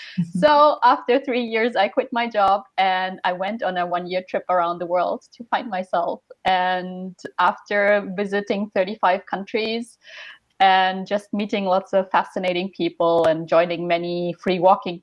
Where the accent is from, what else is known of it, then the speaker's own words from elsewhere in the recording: Germany; moved away as an adult; also born or lived in Osaka, Japan / Tokyo, Japan; now in Japan; I'm from Germany originally, but I've been living in Japan for the past 8 years.